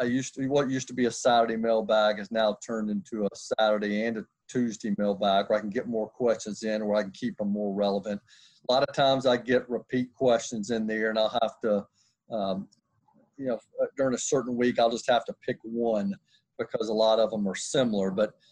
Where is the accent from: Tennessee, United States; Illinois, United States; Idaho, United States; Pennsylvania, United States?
Tennessee, United States; Nashville; I grew up in Nashville, Tennessee.